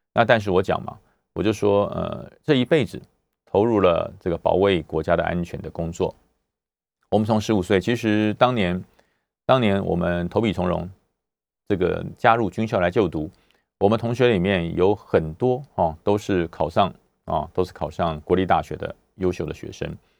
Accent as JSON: {"language": "Chinese", "country": "Taiwan", "said": "在我们自由的这个台湾国土上"}